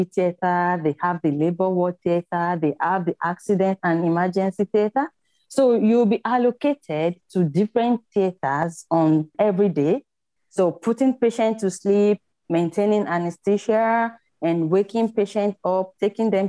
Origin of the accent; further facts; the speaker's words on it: Nigeria; moved away as an adult; now in Australia; growing up in Nigeria as a little girl was really good